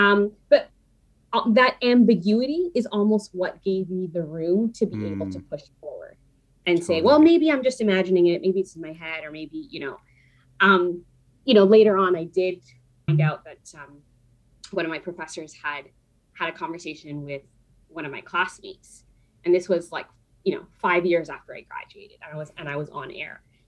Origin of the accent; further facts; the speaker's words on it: Panama; born there; I was born in Panama to Spanish speaking parents. I speak a little bit of Spanish.